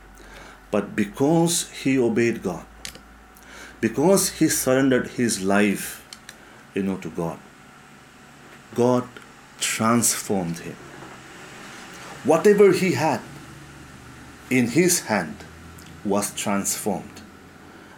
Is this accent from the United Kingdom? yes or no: no; Mokokchung, Nagaland, India; my hometown, Mokokchung